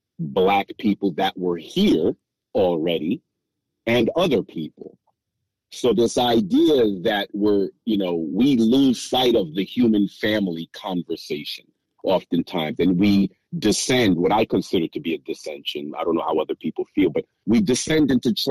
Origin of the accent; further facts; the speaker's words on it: United States; I'm born and raised in the United States, and I would be identified as Black if you were to see me on the street. But both of my parents were born in the West Indies, and they were both born in the country of Haiti.